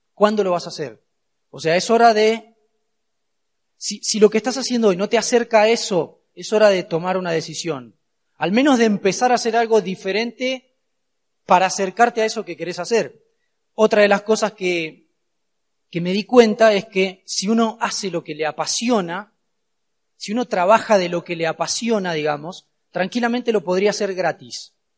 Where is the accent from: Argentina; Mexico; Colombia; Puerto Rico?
Argentina; soy de Argentina, claramente, no puedo esquivar el acento